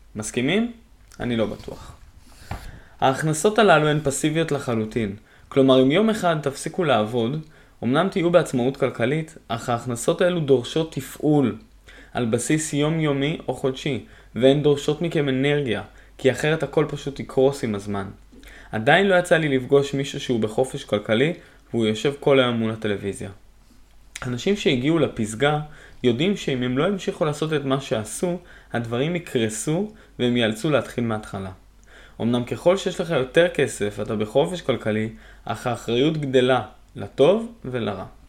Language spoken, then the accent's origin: Hebrew; Haifa, Haifa District, Israel; moved away as an adult; now in Hadera, Israel; בין חיפה עיר מולדתי